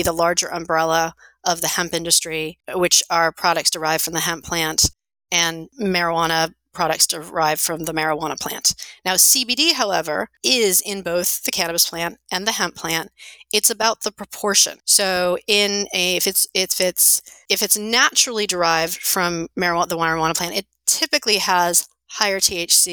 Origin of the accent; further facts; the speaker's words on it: New York area, United States; moved away as an adult; also born or lived in Los Angeles, California / New Jersey; now in Colorado, United States; I grew up in the New York area, went to school in Los Angeles